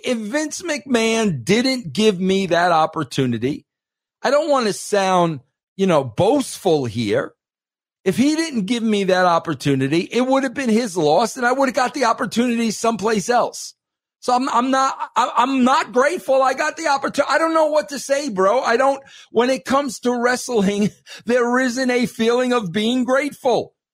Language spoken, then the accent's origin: English; New York, United States; Being a New Yorker, coming from that part of the world